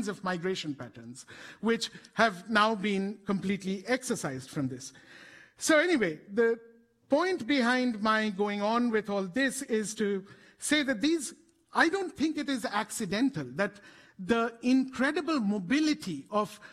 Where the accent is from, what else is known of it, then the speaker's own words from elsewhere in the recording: India; we are a country that has produced both this kind of cutting-edge genetic science and also reduced some of our own citizens to this level of inhumanity.